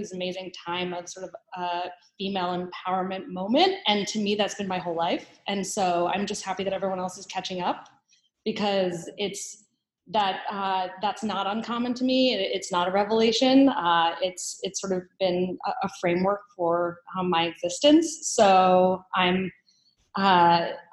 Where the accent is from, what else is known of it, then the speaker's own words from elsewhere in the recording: Baltimore, Maryland, United States; I grew up in Baltimore